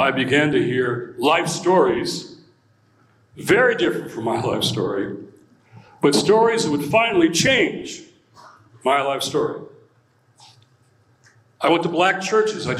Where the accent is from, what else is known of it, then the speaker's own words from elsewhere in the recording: Detroit, Michigan, United States; I was born and raised in Detroit, Motor City, Motown